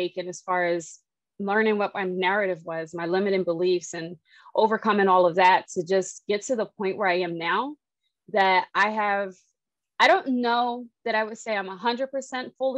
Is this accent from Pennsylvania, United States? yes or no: yes; Philadelphia, Pennsylvania, United States; I'm a girl from Philly. Mm-hmm. I'm the youngest. I have two older brothers, so I have a pretty ratchet, rough side of me. Mm-hmm. Grew up playing basketball